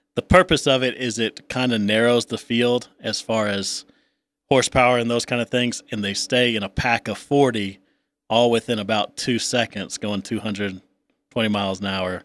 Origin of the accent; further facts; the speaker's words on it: the South, United States; moved away; growing up in the South, as I did, having family back in the South